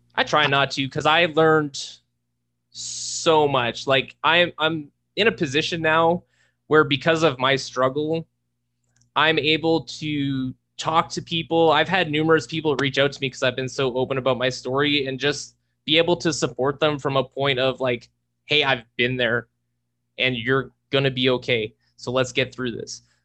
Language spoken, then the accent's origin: English; Charlotte, New Brunswick, Canada; also born or lived in Moncton; now in Edmonton, Canada; a kid from a small town, about a thousand people, called Charlotte, New Brunswick.